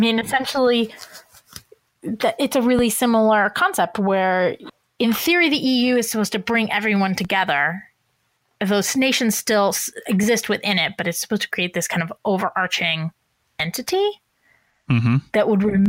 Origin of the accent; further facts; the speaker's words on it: Iowa, United States; I'm from Iowa and my husband is from Minnesota